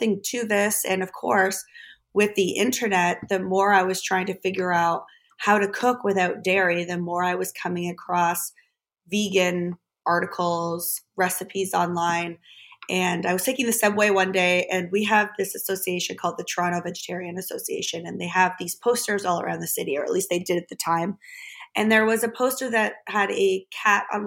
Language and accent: English; Germany; I grew up in Germany.